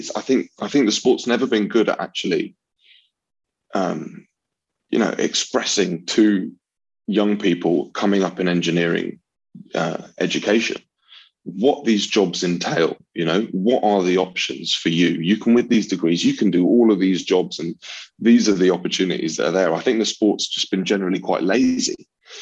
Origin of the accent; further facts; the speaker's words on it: London, United Kingdom; I grew up in North London